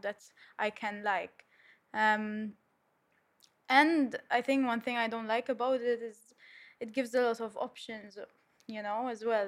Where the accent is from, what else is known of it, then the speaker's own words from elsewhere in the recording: Malta; I'm twenty-three, I'm from Malta